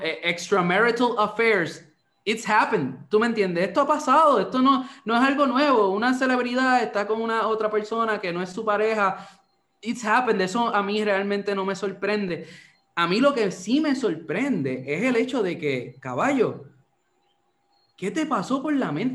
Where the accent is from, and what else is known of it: Puerto Rico